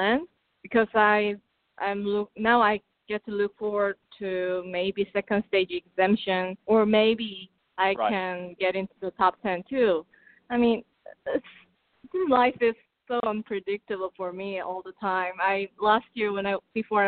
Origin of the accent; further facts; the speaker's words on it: South Korea; first language Korean; English is a second language; moved away; even my English is obviously not my first language. I'm still trying to work on it. And even my Korean is sometimes very nervy.